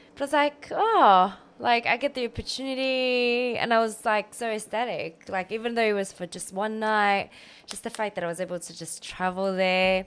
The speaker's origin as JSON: {"language": "English", "country": "France", "also_born_or_lived": "Australia", "moved": "yes", "lives_now": "London, United Kingdom"}